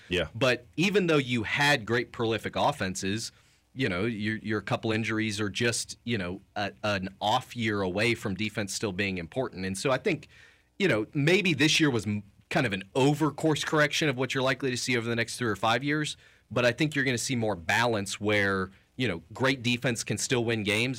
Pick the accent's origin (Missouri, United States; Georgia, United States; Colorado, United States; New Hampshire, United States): Missouri, United States; Kansas City; I grew up in Kansas City